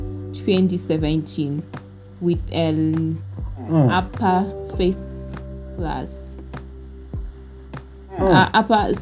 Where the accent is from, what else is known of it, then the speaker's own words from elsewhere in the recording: Uzumba Maramba Pfungwe, Mashonaland East, Zimbabwe; I come from Uzumba, Maramba Fungwe, from a village called Mango Village, which is located close to Uzumba High School